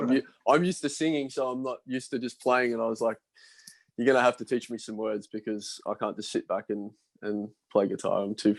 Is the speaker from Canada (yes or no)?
no; Port Macquarie, New South Wales, Australia; now in Sydney, Australia; I was brought up in Port Macquarie